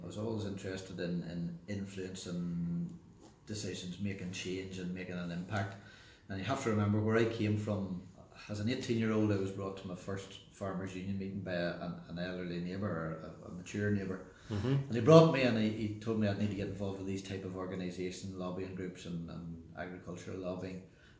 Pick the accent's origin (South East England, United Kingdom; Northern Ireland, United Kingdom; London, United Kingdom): Northern Ireland, United Kingdom; South Armagh; Yeah, it was a good upbringing in a Presbyterian farming family in South Armagh. Third child of four children, of two brothers and one sister.